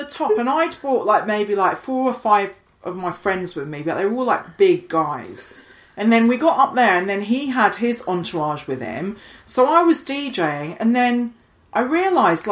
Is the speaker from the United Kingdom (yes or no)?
yes; Highlands of Scotland, United Kingdom; now in London, United Kingdom; I grew up in the Highlands of Scotland